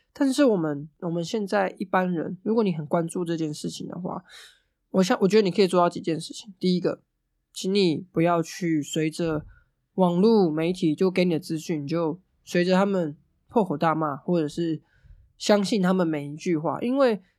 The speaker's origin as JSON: {"language": "Chinese", "region": "Hualien County", "country": "Taiwan", "said": "总是告诉我们中央，中央不理我们，所以我们花莲人要去反抗"}